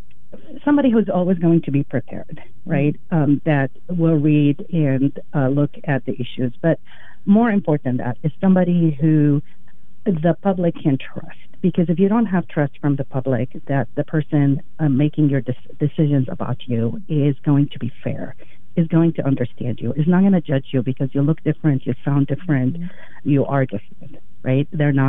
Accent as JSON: {"language": "English", "country": "Lebanon", "tie": "born or raised there", "also_born_or_lived": "Iraq", "second_language": "English", "moved": "as an adult", "lives_now": "United States", "said": "I immigrated to the U.S. when I was 18 by myself and fell in love with the legal system here. I grew up in Lebanon. I grew up in Iraq and a couple other countries in the Middle East."}